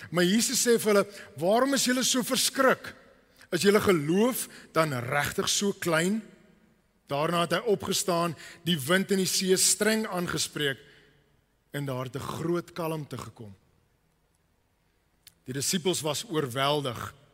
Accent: Cape Town, Western Cape, South Africa; Ek het groot geword in die Kaap en ek is hier sit op die rots

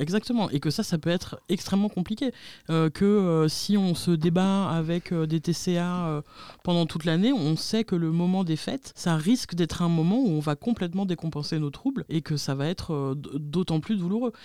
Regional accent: Spain; je suis espagnole

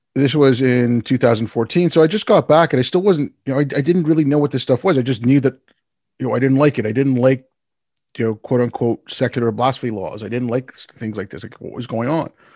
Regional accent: Montreal, Quebec, Canada; I'm thankful that I can also speak French 'cause I grew up in Montreal.

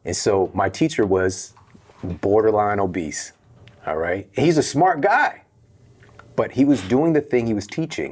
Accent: St. Louis, Missouri, United States; moved away; I'm from Saint Louis

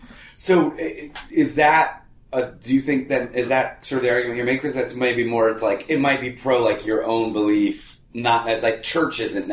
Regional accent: the South, United States; being a child of Yankees, having grown up in the South and being really one of very few Catholic families where I grew up

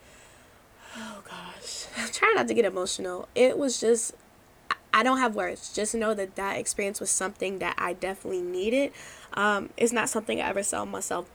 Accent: Maryland, United States; I was from Maryland

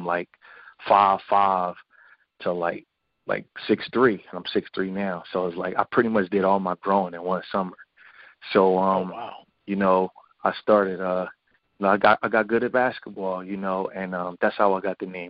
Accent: Philadelphia, Pennsylvania, United States; I was born and raised in Philadelphia. I was born in West Philly.

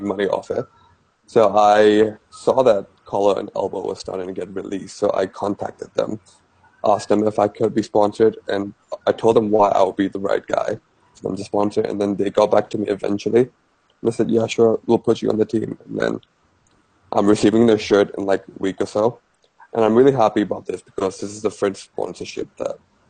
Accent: Yangon, Myanmar; now in Singapore; am from Myanmar. I was originally born in Myanmar.

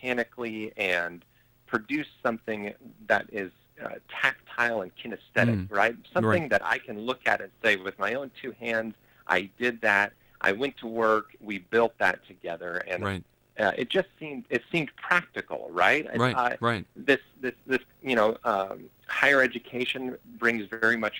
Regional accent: Colorado Springs, Colorado, United States; I had recently graduated from high school where I grew up in Colorado Springs, Colorado

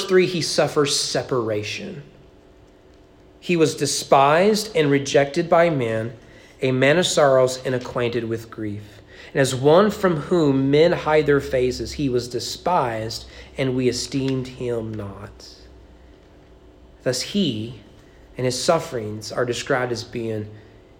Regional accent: Kentucky, United States; I grew up in Kentucky

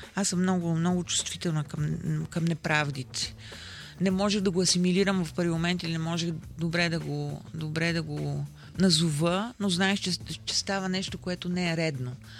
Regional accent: Sofia, Sofia City, Bulgaria; аз съм родена в центъра на София, живея в центъра на София

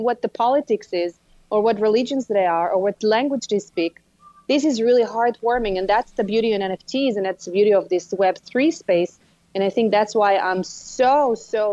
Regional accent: Israel; I grew up in Israel. And as an Israeli

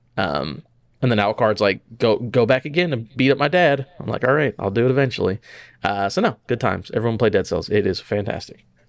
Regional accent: United States; as an American

